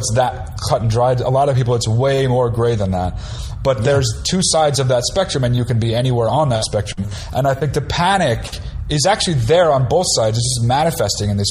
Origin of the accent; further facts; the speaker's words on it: New Jersey, United States; I'm from New Jersey.